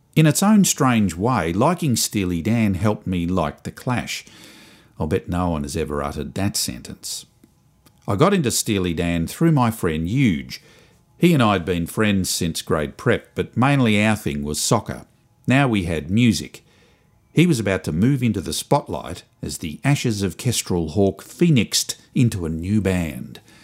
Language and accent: English; Springvale, Victoria, Australia; I came from Springvale.